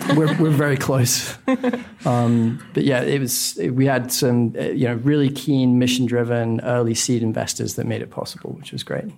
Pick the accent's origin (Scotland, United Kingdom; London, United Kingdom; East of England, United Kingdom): Scotland, United Kingdom; moved away; born in Scotland, which I think if it's not the least sunny country on planet Earth, it's certainly a candidate